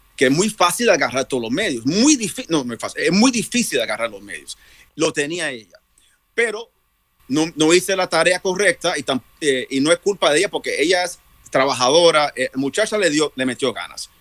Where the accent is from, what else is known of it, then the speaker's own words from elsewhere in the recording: New York, United States; also born or lived in Puerto Rico; yo soy boricua, New York, pero soy internacional